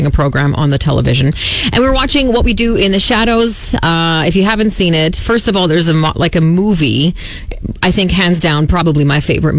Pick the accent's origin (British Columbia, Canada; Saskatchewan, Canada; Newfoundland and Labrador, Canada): Saskatchewan, Canada; Saskatoon